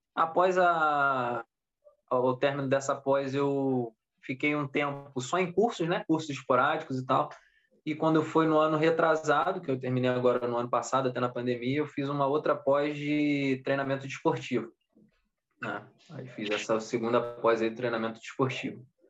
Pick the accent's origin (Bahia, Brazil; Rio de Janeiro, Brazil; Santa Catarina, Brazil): Rio de Janeiro, Brazil; Saquarema; eu sou daqui de Saquarema